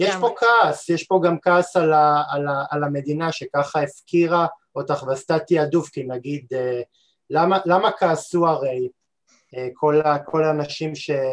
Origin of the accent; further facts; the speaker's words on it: Israel; אנחנו כישראלים